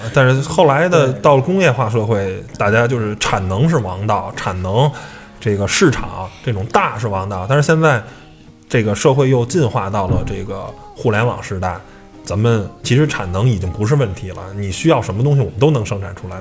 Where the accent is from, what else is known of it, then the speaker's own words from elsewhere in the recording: China; 我们中国人